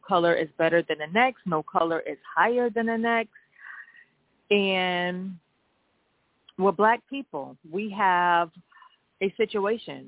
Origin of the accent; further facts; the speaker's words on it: United States; I am American. My parents are from Mississippi.